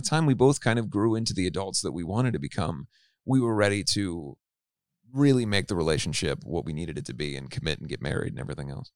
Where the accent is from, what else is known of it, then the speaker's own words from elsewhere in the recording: Cincinnati, Ohio, United States; I grew up in Cincinnati, Ohio.